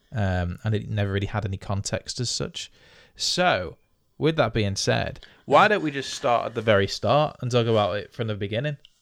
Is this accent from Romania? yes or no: no; United Kingdom; we're British